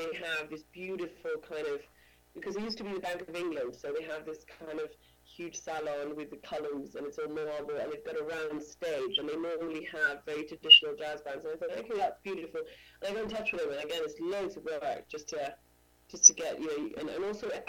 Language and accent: English; Uruguay; moved away as an adult; now in London, United Kingdom; I'm from Uruguay, South America. So I worked as a singer from the age of, 14.